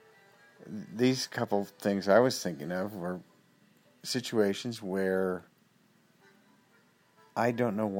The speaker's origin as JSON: {"language": "English", "region": "West Coast of America", "country": "United States", "said": "I'm from the West Coast of the America."}